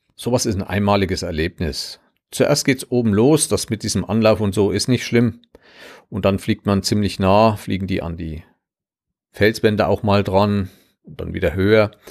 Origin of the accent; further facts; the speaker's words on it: Southern Thuringia, Germany; komme ich aus Südthüringen und ich habe mal in einem anderen Land gelebt, was es nicht mehr gibt, politisch.